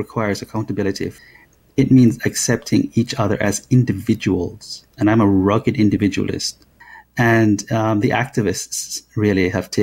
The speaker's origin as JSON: {"language": "English", "country": "Jamaica", "moved": "as an adult", "lives_now": "United States", "said": "I came to America at the age of 20 and from Jamaica."}